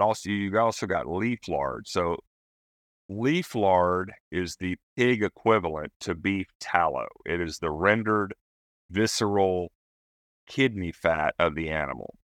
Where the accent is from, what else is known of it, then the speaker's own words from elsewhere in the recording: East Tennessee, United States; moved away as an adult; I'm from East Tennessee originally.